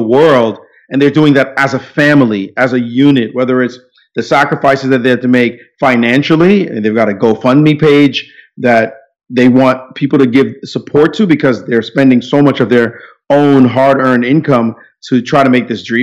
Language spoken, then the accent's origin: English; New York City, New York, United States; also born or lived in Jamaica; I'm in Brooklyn, New York, my hometown, basically, although I was born in Jamaica, but I've been here most of my life